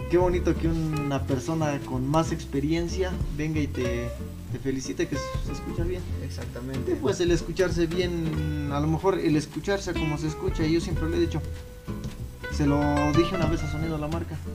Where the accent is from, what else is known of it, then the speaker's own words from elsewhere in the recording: Chapultepec de Pozos, Guanajuato, Mexico; yo, por ejemplo, pues vengo orgullosamente desde Chapultepec de Pozos.